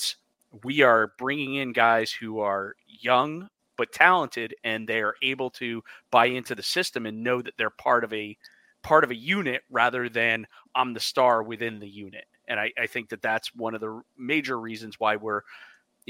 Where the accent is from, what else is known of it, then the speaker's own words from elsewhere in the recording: United States; with us being American